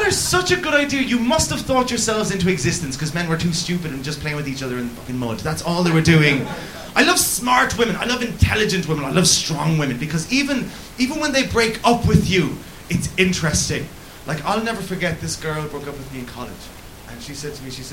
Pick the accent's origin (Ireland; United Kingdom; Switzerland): Ireland; Cork, Munster; I grew up in Cork, where every woman was called Mary.